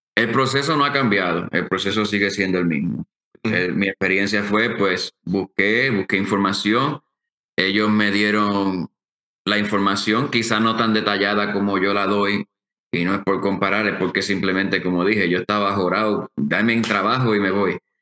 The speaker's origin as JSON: {"language": "Spanish", "town": "Aguadilla", "country": "Puerto Rico", "tie": "born or raised there", "also_born_or_lived": "Mayagüez, Puerto Rico / Washington State", "moved": "as an adult", "said": "nací en Mayagüez y me crié en Aguadilla"}